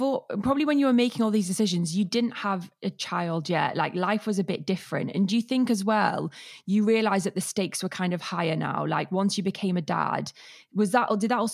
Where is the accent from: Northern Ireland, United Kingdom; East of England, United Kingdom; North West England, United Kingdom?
North West England, United Kingdom; Cheadle; moved away; I'm from Manchester